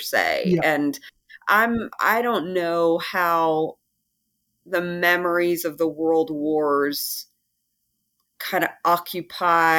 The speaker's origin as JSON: {"language": "English", "country": "United States"}